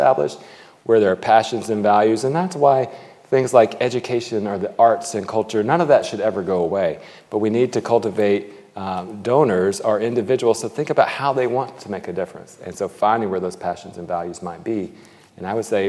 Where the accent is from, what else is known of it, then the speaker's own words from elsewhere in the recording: United States; speaking as an American